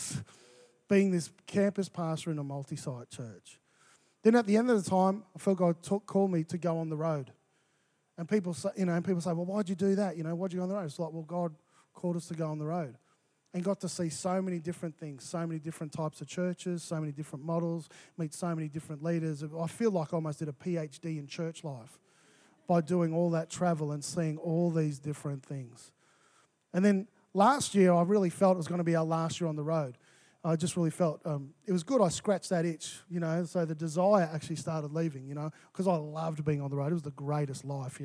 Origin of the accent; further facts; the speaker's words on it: Melbourne, Victoria, Australia; moved away as an adult; also born or lived in Mackay, Queensland / Brisbane; I was from Melbourne